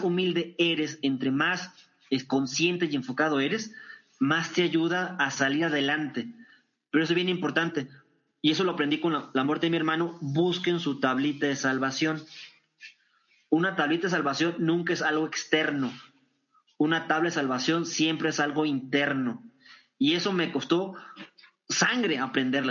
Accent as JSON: {"language": "Spanish", "town": "Torreón", "region": "Coahuila", "country": "Mexico", "said": "en Torreón, Coahuila, en mi tierra"}